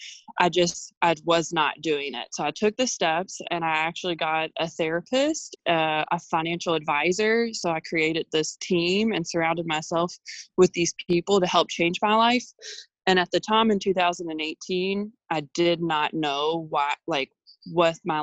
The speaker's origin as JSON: {"language": "English", "town": "Louisville", "region": "Kentucky", "country": "United States", "moved": "as an adult", "said": "I'm originally from Louisville, Kentucky."}